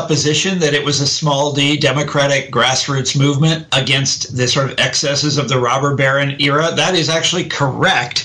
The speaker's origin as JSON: {"language": "English", "town": "Kansas City", "country": "United States", "said": "I'm from Kansas City"}